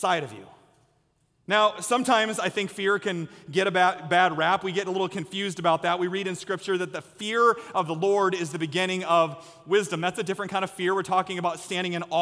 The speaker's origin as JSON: {"language": "English", "town": "Story City", "region": "Iowa", "country": "United States", "tie": "born or raised there", "said": "where I grew up in Story City in Ames, Iowa"}